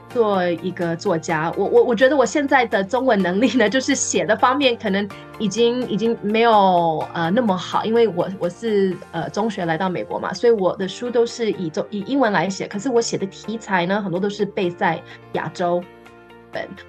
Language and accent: Chinese; Taiwan; now in California, United States; 因为我在台湾长大